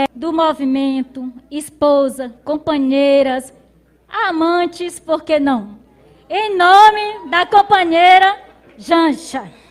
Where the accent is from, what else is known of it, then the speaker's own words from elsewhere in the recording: Lago dos Rodrigues, Maranhão, Brazil; sou de Lago dos Rodrigues, aqui do Maranhão, regional do Mearim